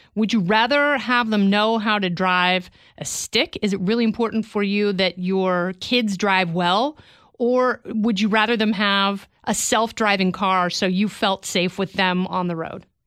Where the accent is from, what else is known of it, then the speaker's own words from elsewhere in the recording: Oregon, United States; I grew up in Oregon around a bunch of hippies